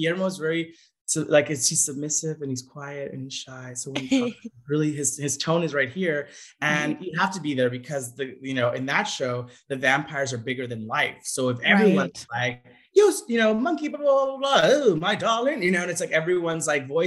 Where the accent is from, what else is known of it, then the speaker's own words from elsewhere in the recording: Santa Ana, California, United States; I grew up in Santa Ana, which is across the street from Anaheim